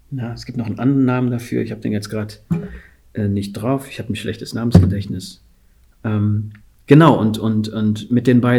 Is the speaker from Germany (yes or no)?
no; Guinea; ich komme aus Guinea